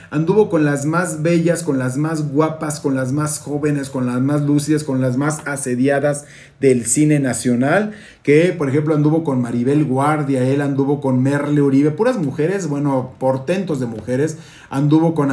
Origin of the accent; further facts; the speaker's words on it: Mexico; tenían retratado mucho nuestra cultura como mexicanos, esa identidad nacional que es importantísima